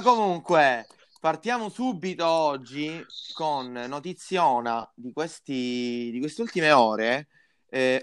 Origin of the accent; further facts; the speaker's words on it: Palermo, Sicily, Italy; noi parliamo da Palermo, noi siamo di Palermo